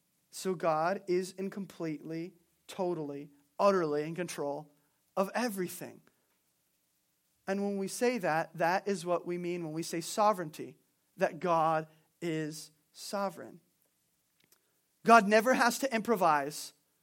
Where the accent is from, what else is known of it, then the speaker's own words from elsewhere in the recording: California, United States; I was raised in Southern California, and there's a city there.